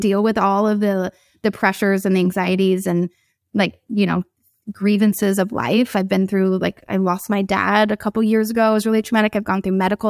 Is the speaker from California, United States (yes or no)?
yes; San Diego, California, United States; I grew up in San Diego